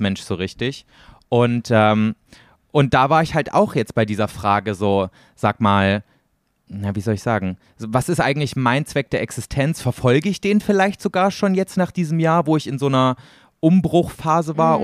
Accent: East Germany, Germany; born or raised there; moved away

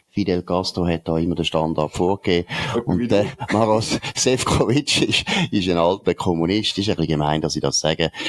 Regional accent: Switzerland; Es geht um das, dass ich als Schweizer ich wäre jetzt Rektor von der Universität Mainz.

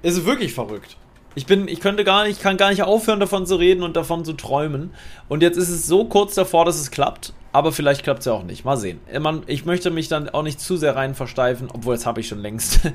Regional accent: Berlin, Germany; Ich muss in meine alte Heimat fahren, in meine alte Hut

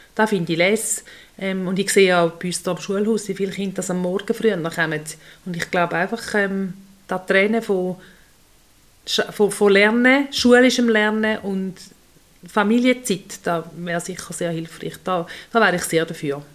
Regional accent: Switzerland; bei uns in der Schweiz

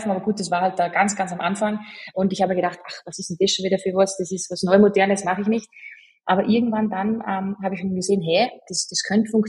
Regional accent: Salzburg, Austria; accent: Salzburg dialect; Ich bemühe mich, schön zu sprechen. Ähm, ich bin ja Salzburgerin und habe dann auch dementsprechend ein bisschen ein Dilekt

